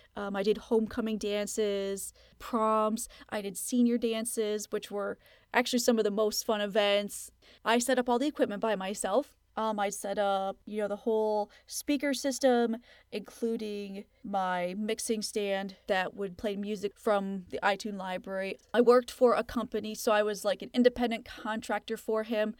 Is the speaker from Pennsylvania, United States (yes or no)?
no; Plattsburgh, New York, United States; I ended up going back to school in my hometown of Plattsburgh, New York